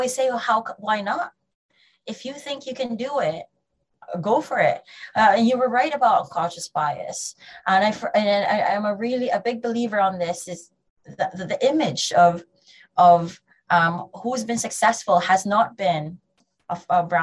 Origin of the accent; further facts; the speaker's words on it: Philippines; now in United Kingdom; I'm Filipino